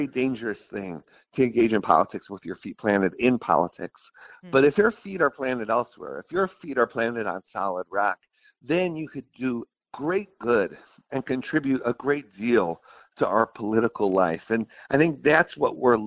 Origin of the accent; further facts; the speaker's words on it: Buffalo, New York, United States; I grew up in Buffalo, New York